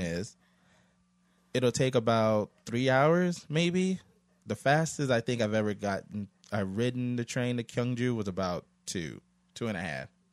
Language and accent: English; United States; moved away as an adult; now in South Korea; I'm an American